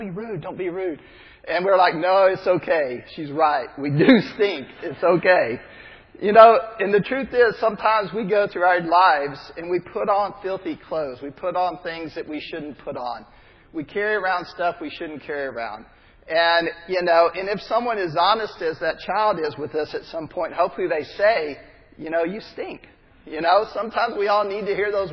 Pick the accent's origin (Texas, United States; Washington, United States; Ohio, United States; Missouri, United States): Texas, United States; I'm from Texas. I grew up in the South